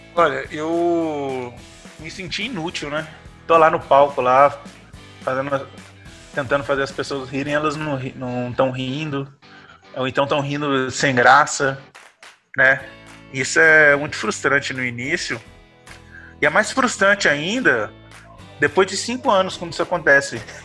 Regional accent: Carangola, Minas Gerais, Brazil; now in Viçosa, Brazil; hoje eu moro em Viçosa, sou de Carangola, mas eu moro em Viçosa

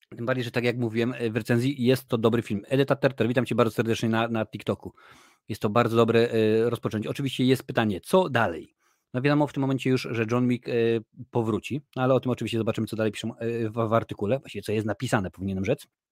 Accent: Lesser Poland, Poland; ja jestem akurat z, z Małopolski, więc mówi się na polu

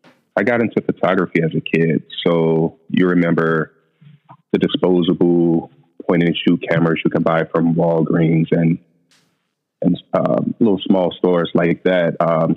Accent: St. Louis, Missouri, United States; I'm from St. Louis, Missouri. I'm an accountant by day, photographer at my free time.

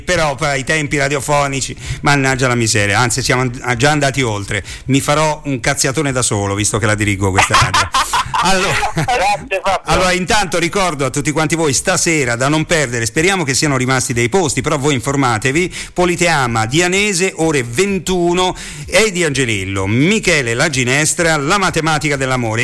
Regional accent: Rome, Lazio, Italy; Essendo io romano

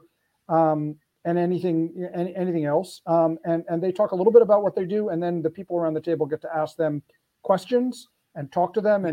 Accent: Philadelphia, Pennsylvania, United States; here in my hometown of Philly

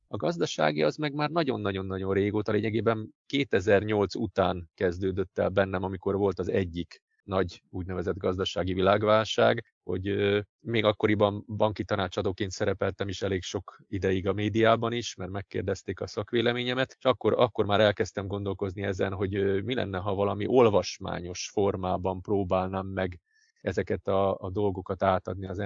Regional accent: Budapest, Hungary; born there; also born or lived in Szilvásvárad; voltam Budapesten, születtem, ugye nagyon sokat voltam Budapesten, Szilvásvárada is költöztem, egy időig ott éltem, aztán újra Budapeste

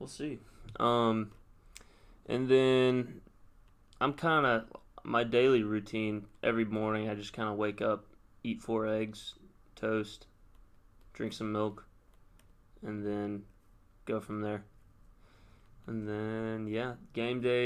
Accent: Hillsboro High School and Brentwood High, Tennessee, United States; my freshman and sophomore year of high school, I went to Hillsboro High School

